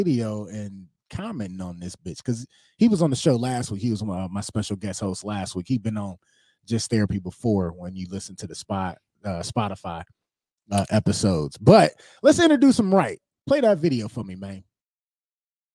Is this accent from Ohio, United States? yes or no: yes; Cleveland, Ohio, United States; also born or lived in Cuyahoga Falls, Ohio; now in Tallmadge, United States; I'm originally from Cleveland.